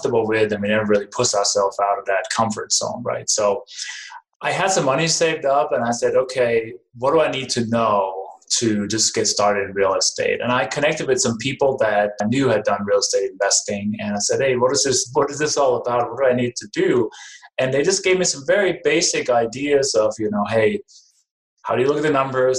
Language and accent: English; Denmark; English is a second language; moved away as an adult; now in United States; Originally, I was born and raised in Denmark, came to the U.S. 1996